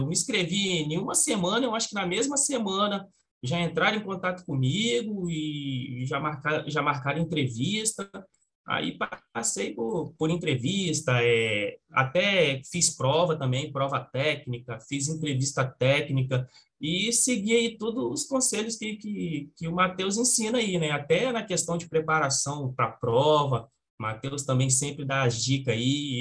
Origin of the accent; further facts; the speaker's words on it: Espírito Santo, Brazil; eu sou do Espírito Santo